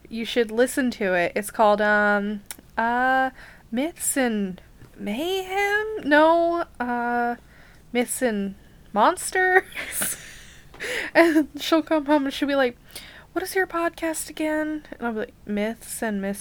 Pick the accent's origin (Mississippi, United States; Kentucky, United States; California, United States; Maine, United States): Kentucky, United States; We're from Kentucky.